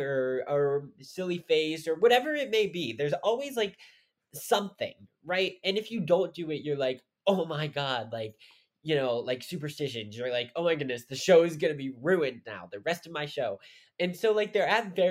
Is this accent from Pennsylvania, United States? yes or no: yes; Pittsburgh, Pennsylvania, United States; I'm from Pittsburgh